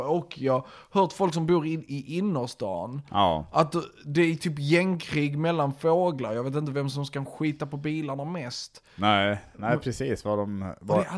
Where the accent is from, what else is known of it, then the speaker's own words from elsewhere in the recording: Norrland, Sweden; Ja, som norrlänning kan jag